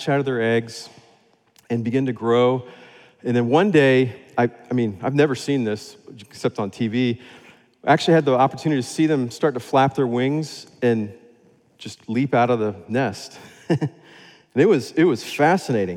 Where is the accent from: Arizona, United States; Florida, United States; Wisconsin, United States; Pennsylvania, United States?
Florida, United States; moved away as an adult; also born or lived in West Africa (Sahel); I grew up in Florida